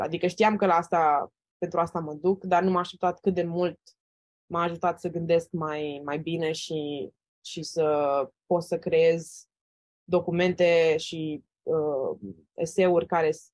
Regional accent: Romania; moved away as an adult; now in United States; sunt din România

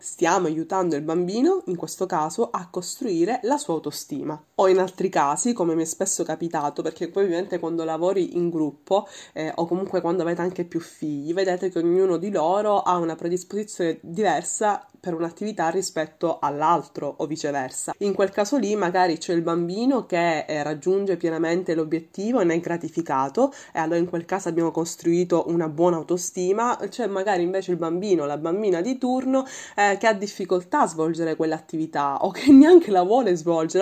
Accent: Sicily, Italy; la mia terra, che è la Sicilia

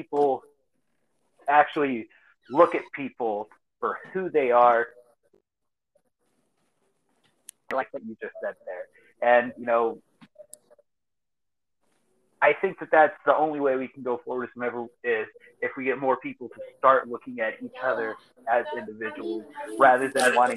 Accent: Eastern Montgomery County, Texas, United States; now in southeast New Mexico, United States; I grew up in Eastern Montgomery County down there in Texas, just north of Houston.

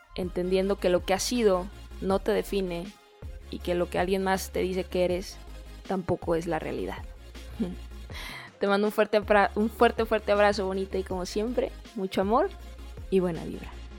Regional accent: Guadalajara, Jalisco, Mexico; moved away as an adult; also born or lived in San Diego, California; regreso acá a Guadalajara, que es de donde yo soy, de México

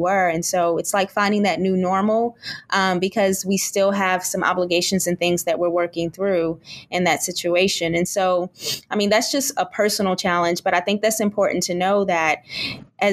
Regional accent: Kentucky, United States; now in Texas, United States; We live in Texas, and my in-laws live in Kentucky. I'm originally from Kentucky.

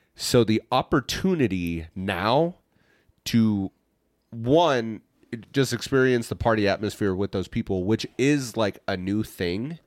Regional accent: Hays, Kansas, United States; moved away; my hometown, Hayes's big event of the year

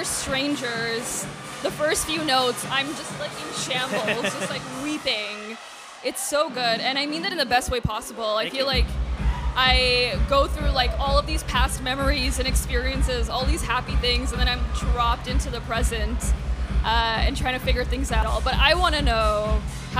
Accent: Toronto, Ontario, Canada; now in London, Canada; I'm originally from Toronto

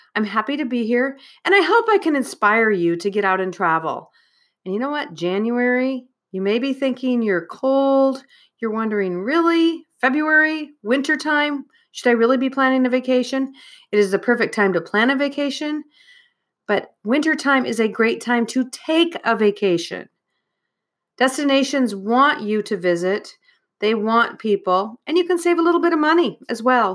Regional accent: Iowa, United States; Iowa, my home state.

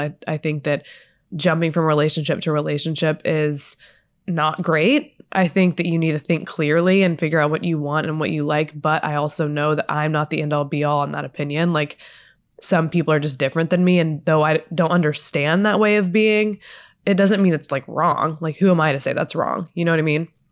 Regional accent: Texas, United States; now in Los Angeles, United States; I'm from Texas

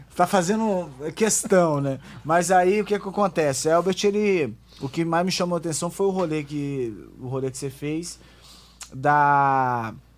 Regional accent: Garrido, Espírito Santo, Brazil; eu sou do Garrido

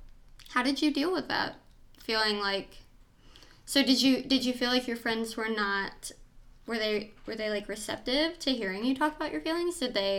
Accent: the Bible Belt, United States; even though we grew up in the Bible Belt

